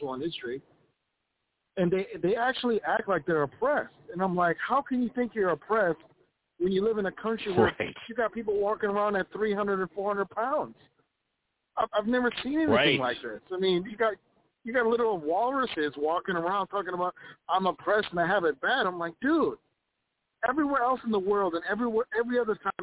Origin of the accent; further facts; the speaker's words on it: Ethiopia; now in Minnesota, United States; I'm an immigrant to this country. I came from a communist country called Ethiopia.